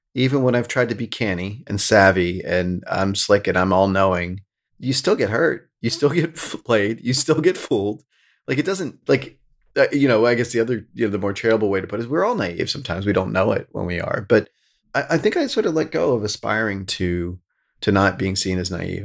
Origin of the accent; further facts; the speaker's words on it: rural Pennsylvania, United States; now in New York, United States; I grew up in the Sticks and, like, rural Pennsylvania